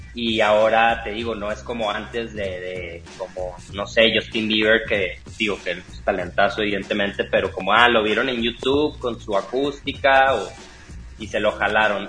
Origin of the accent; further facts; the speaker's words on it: Monterrey, Nuevo León, Mexico; moved away as an adult; yo soy de Monterrey, pero llevo aquí ya este, como cuatro años